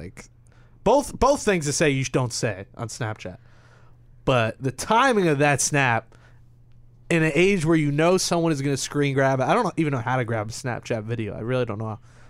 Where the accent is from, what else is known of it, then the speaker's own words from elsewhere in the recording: Queens, New York, United States; So I'll say I'm from Queens, even though some people consider Little Neck Long Island, which makes me mad.